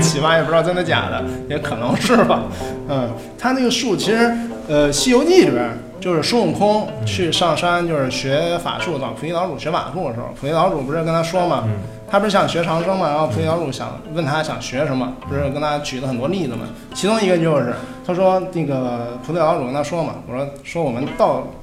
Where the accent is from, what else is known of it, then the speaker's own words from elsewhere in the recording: China; 我们中国人一直思维都是比较理性的